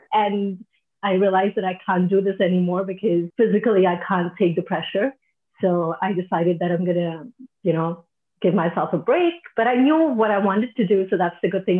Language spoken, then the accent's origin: English; Delhi, India; moved away as an adult; now in Singapore; I'm originally from India, from Delhi